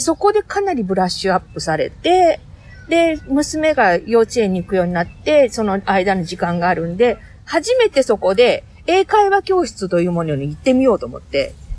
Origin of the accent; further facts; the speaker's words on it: Kiyosu, Aichi, Japan; moved away as an adult; also born or lived in Nagoya; now in Dubai, United Arab Emirates; 名古屋市郊外の、織田信長と同じ清須市出身です